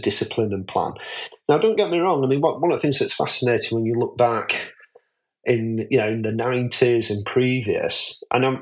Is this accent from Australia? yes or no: no; Yorkshire and the Humber, United Kingdom; I'm a Yorkshireman